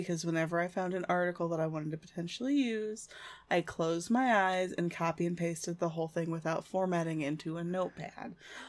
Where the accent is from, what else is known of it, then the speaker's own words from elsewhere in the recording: Speedway, Indiana, United States; I grew up in Indiana and I lived in Speedway for a while